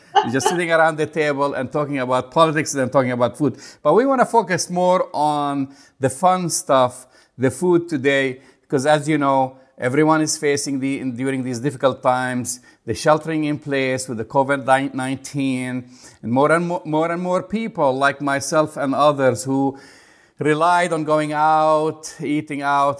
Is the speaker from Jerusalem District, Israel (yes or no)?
yes; Jerusalem, Jerusalem District, Israel; So my bias takes me to my hometown, Jerusalem.